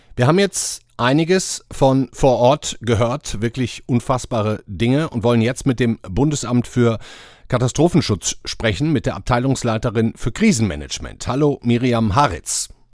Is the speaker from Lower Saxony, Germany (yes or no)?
no; Duisburg, North Rhine-Westphalia, Germany; moved away; in meiner Heimatstadt Duisburg